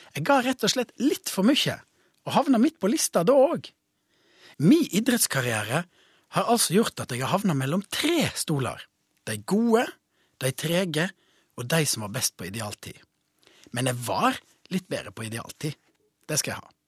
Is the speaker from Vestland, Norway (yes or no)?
yes; Voss, Vestland, Norway; deltok i et renn på Bømoen hjemme på Voss